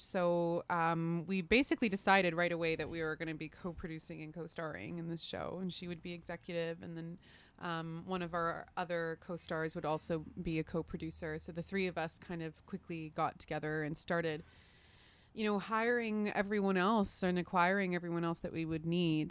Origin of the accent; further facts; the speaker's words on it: Canada; also born or lived in London, United Kingdom; as a Canadian artist